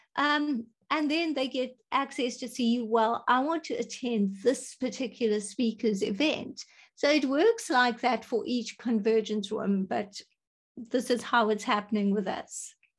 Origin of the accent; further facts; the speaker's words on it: South Africa; I am from South Africa.